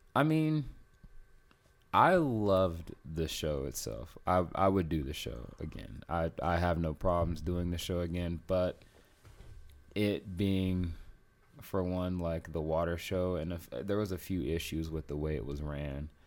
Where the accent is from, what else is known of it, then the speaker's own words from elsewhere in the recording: Las Vegas, Nevada, United States; also born or lived in South Carolina; I live most of my life in Vegas, but I was born in South Carolina.